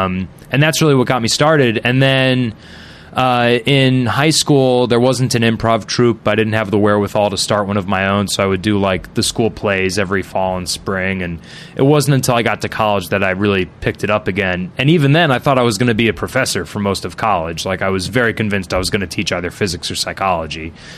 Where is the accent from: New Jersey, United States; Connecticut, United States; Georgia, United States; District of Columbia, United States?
Connecticut, United States; Fairfield; I grew up in a town called Fairfield, which is not far from New York, but far enough that it doesn't feel like it has any culture.